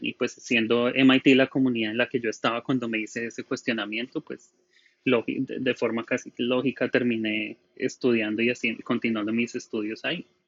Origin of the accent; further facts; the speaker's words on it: Colombia; moved away; also born or lived in Bogotá; soy colombiano